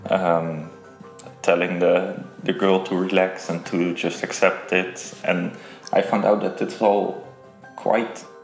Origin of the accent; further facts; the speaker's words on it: Rotterdam, South Holland, Netherlands; is uh, is … I'm 27 years old and I'm from Rotterdam